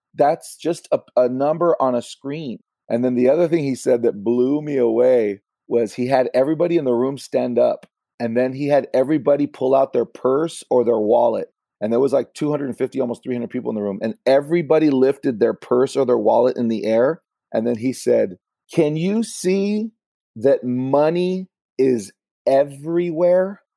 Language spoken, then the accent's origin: English; Los Angeles, California, United States; I grew up in LA with my single mom, and I did grow up in a Latino community